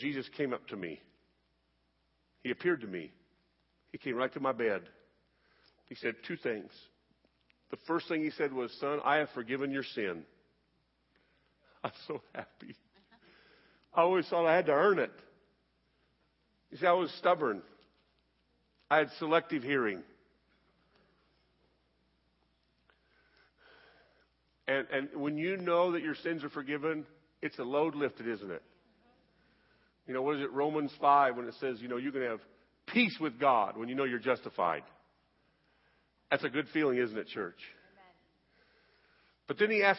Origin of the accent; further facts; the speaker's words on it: United States; I'm an American